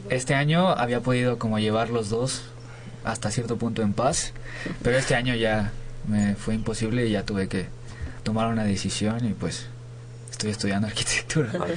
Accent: Nayarit, Mexico; now in Mexico City, Mexico; no soy de aquí, yo soy de Nayarit.

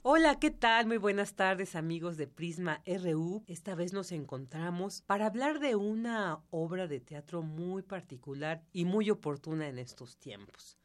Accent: Mexico; como mexicanos

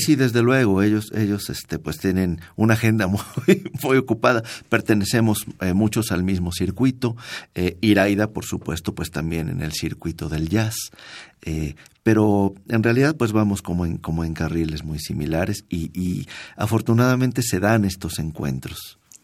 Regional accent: Mérida, Yucatán, Mexico; moved away; en mi tierra, en Yucatán, en Mérida

